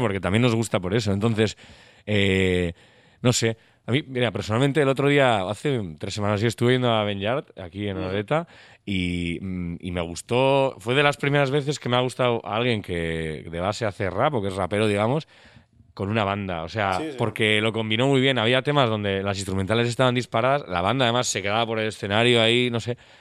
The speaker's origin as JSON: {"language": "Spanish", "town": "San Sebastián", "region": "Basque Country", "country": "Spain", "said": "somos de Donosti"}